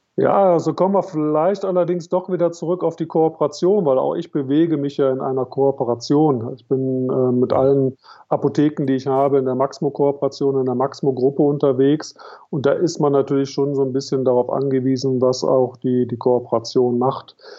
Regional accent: Cologne, North Rhine-Westphalia, Germany; Ich komme, komme aus Köln

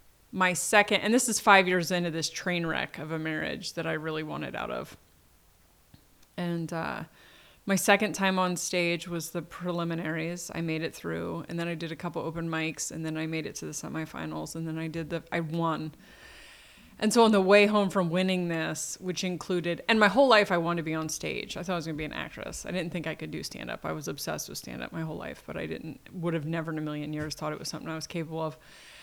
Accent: Delaware, United States; also born or lived in Portland; I was born in Delaware. My father was from Delaware. And when my parents split when I was two, my mom moved to Portland.

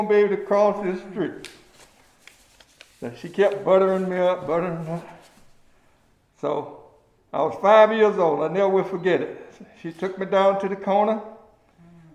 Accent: Milledgeville, Georgia, United States; moved away as an adult; I grew up in Milledgeville and left Milledgeville through the 1972 draft

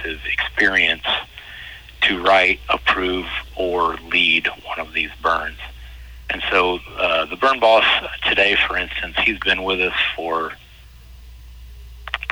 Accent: Decatur, Illinois, United States; moved away as an adult; now in Southern Illinois, United States; I'm originally from Central Illinois, from Decatur

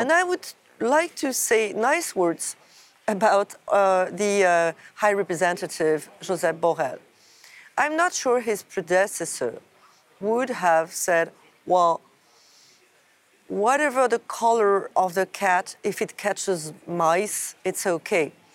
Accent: France; my home country, France

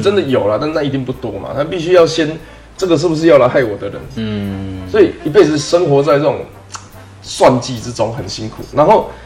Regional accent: Taiwan; 我们是台湾的一份子

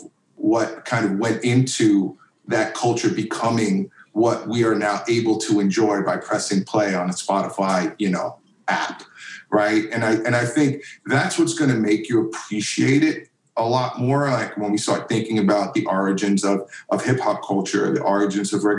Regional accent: New York City, New York, United States; I grew up in Queens, which is the like most diverse county in America.

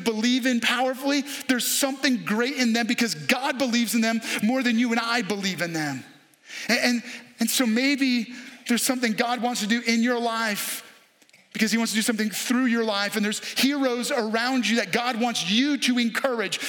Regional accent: New York, United States; now in Hagerstown, United States; I grew up in New York

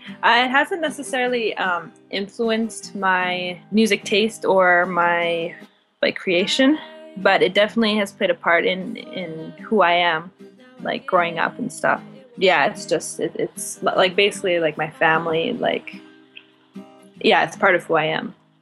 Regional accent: Winnipeg, Manitoba, Canada; Yep. Yeah, I was born in Winnipeg. It's a nice city. I plan on staying here for a while.

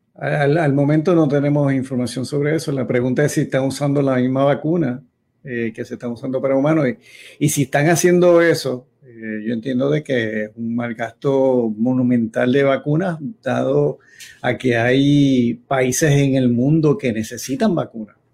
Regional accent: Yauco, Puerto Rico; yo cuando era niño allá en Yauco

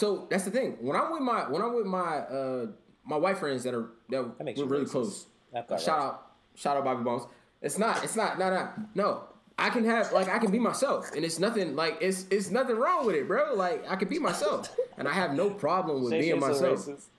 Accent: Canada; I'm from Canada with Stan.

